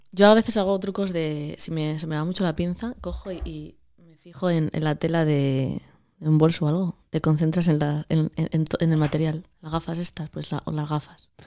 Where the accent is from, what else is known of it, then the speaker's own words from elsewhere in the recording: Cabrales, Asturias, Spain; moved away as an adult; also born or lived in Madrid; soy de Cabrales